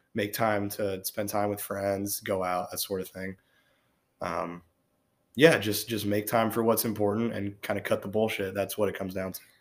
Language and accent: English; Cincinnati, Ohio, United States; Born and raised in Cincinnati.